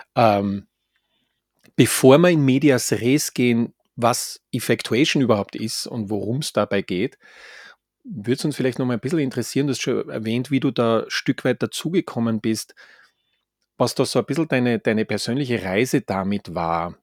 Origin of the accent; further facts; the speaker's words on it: Graz, Styria, Austria; now in Vienna, Austria; aus meiner Heimat Gemeinde, hätte ich jetzt fast gesagt, Heimatstadt Graz.